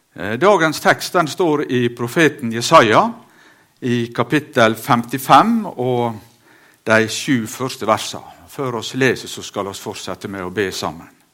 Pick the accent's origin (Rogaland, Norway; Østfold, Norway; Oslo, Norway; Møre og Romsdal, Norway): Møre og Romsdal, Norway; Sunnmøre; hjemme på Auregarden